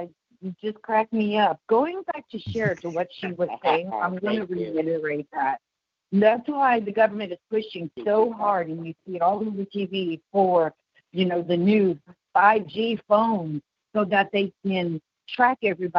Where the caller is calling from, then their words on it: Dallas, Texas, United States; I'm calling from Dallas, Texas.